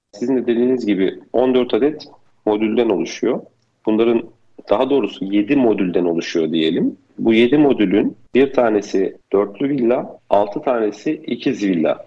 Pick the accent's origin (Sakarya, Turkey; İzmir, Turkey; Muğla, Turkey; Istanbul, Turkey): Istanbul, Turkey; 1983 İstanbul doğumluyum.